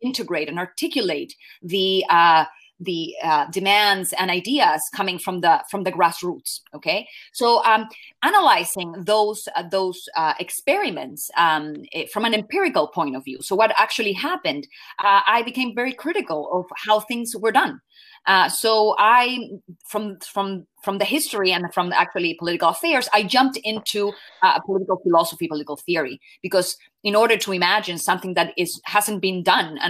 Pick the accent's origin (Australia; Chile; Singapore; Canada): Chile; moved away as an adult; I was trained as a journalist back in Chile, my native country